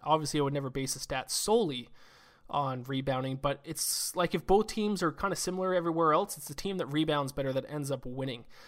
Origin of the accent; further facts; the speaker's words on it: Canada; Me being Canadian